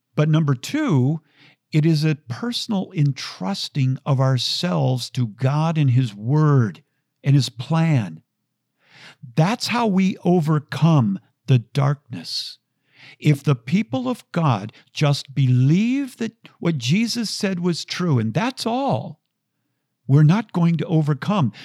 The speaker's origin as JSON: {"language": "English", "town": "Minneapolis", "region": "Minnesota", "country": "United States", "tie": "born or raised there", "said": "growing up in the Twin Cities."}